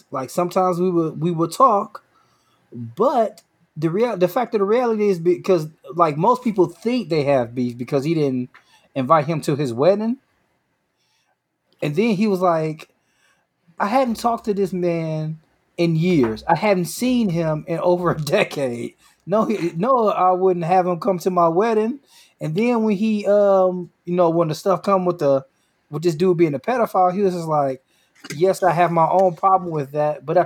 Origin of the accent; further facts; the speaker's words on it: New York, United States; Like I'm from New York, he's from California.